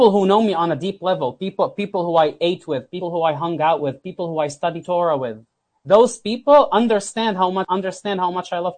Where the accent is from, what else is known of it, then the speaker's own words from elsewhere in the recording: South Governorate, Lebanon; moved away; also born or lived in South Florida / Houston; I came from South Lebanon